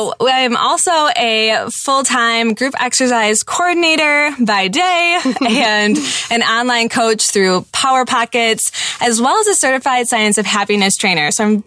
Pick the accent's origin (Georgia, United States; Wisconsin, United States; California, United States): Wisconsin, United States; we are moms from Wisconsin.